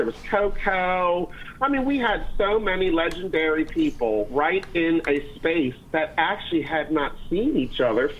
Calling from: Hawaii, United States; Calling in from Hawaii here.

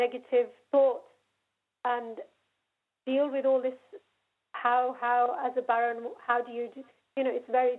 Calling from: Birmingham, West Midlands, United Kingdom; I'm phoning from Birmingham.

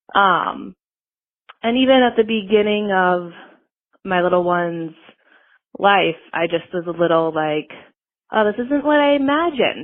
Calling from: Minneapolis, Minnesota, United States; I am calling from Minneapolis.

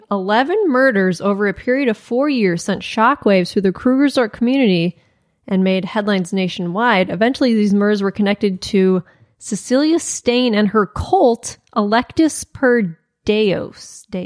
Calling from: Zimbabwe

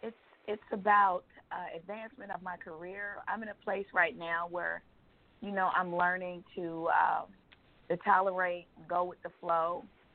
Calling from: Georgia, United States; I'm calling from Georgia.

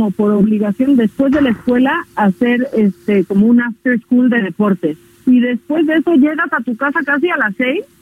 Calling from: Naucalpan, State of Mexico, Mexico; de Naucalpa.

